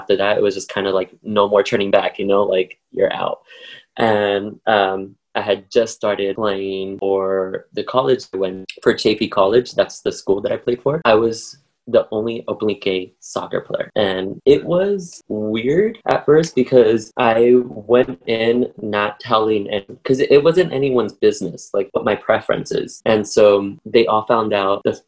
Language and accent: English; Paramount, California, United States; I grew up in Paramount, which is next to Long Beach. It's a little city, and that's where I grew up in my childhood